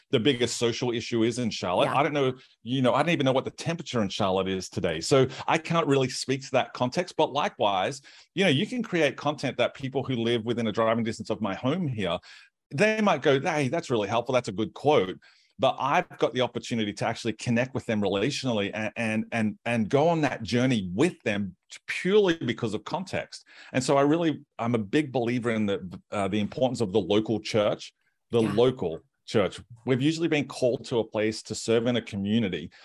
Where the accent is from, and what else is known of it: Australia; moved away as an adult; also born or lived in United States